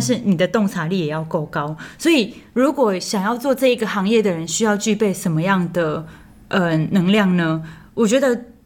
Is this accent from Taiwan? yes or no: yes; Taiwan; 我们台湾人单单拿一本台湾护照